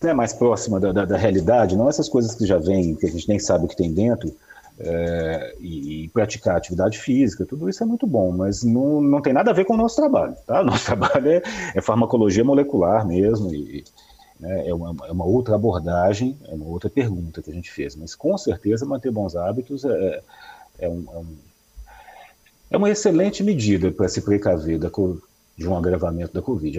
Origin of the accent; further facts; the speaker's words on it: Minas Gerais, Brazil; como bom mineiro que sou